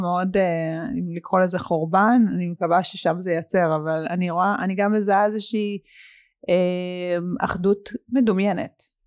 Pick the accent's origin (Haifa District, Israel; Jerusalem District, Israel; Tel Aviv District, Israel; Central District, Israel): Haifa District, Israel; Haifa; כשהייתי ילדה, היה לנו באמת הכל. היה רכבים מפוארים, והיינו ברמת חיים מאוד, אה, גבוהה, ולאבא הייתה את המסעדה הכי מצליחה בחיפה